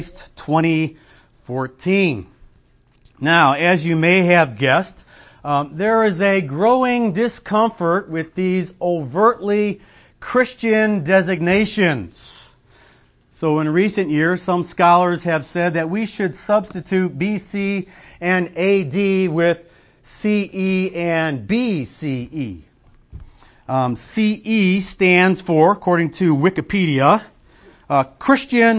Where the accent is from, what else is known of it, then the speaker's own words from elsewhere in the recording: Illinois, United States; I'm from Illinois